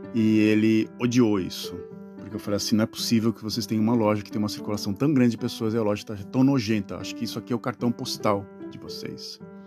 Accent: Brazil; moved away as an adult; E eu sempre remoto ao Brasil, as minhas origens, que foi lá onde eu nasci

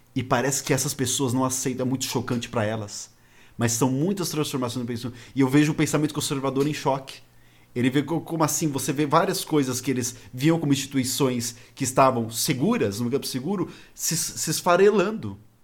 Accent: São Paulo, Brazil; eu sou de São Paulo

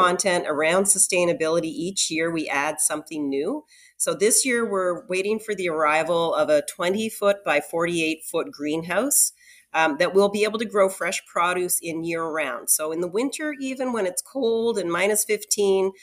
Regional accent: Annapolis Valley, Nova Scotia, Canada; When I was young, I grew up in the Annapolis Valley, and I grew up on a farm

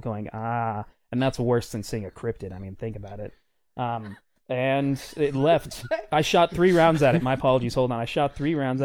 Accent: Tennessee, United States; I'm from Tennessee

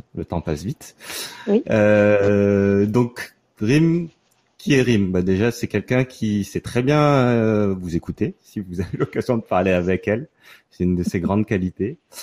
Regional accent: Gardanne, Provence-Alpes-Côte d'Azur, France; moved away as an adult; also born or lived in Paris / Montreal; now in New York, United States; je viens d'une petite ville à côté de Marseille qui s'appelle Gardanne. Euh, j'ai fait mes, les 20 premières années de ma vie euh, dans la région

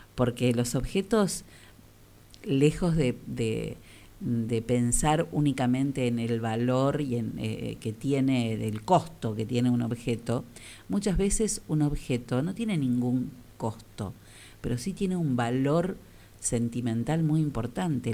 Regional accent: General Villegas, Buenos Aires Province, Argentina; soy de Villegas, no soy porteño.

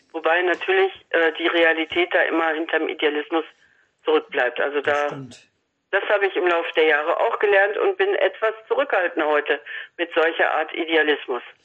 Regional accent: Salzkotten, North Rhine-Westphalia, Germany; in meiner Heimatstadt Salzgotten bei Paderborn

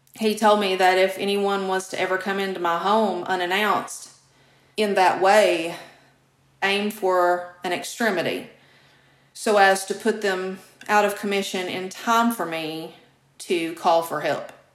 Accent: Kentucky, United States; my home state of Kentucky

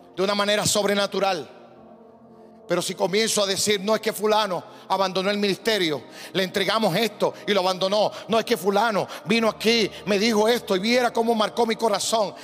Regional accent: Puerto Rico; como yo, un puertorriqueño

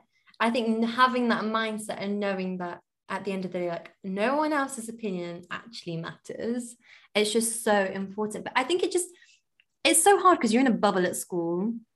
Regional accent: India; now in London, United Kingdom; So I'm Indian and my religion is Hindu.

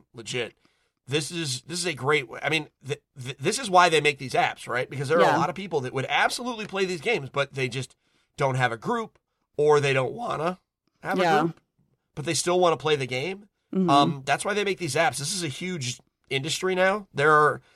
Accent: Connecticut, United States; I'm from Connecticut.

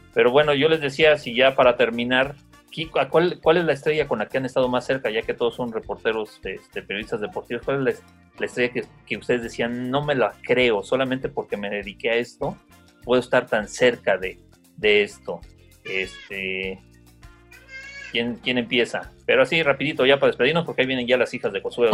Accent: Mexico City, Mexico; soy de la Ciudad de México

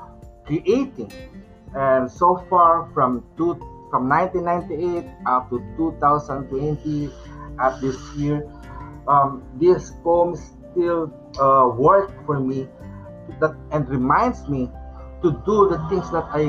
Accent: Philippines; for us as a Filipino, since our country has been dominated and colonized by the Spanish colonizer

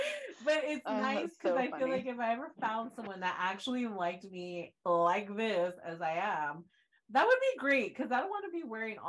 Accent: Texas, United States; moved away as an adult; I'm from Texas

